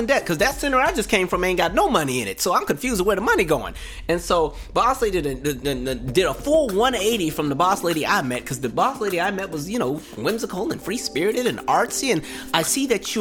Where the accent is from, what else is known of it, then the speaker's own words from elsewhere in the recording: West Coast, United States; moved away; I'm from the West Coast.